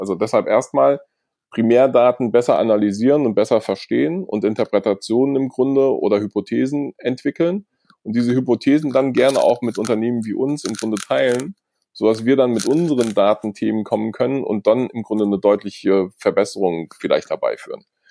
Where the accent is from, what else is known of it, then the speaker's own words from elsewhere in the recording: Germany; wir haben als Deutsche